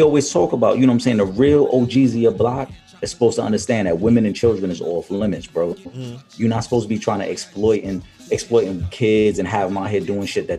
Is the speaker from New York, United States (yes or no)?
yes; New York City, New York, United States; Growing up in Millbrook Projects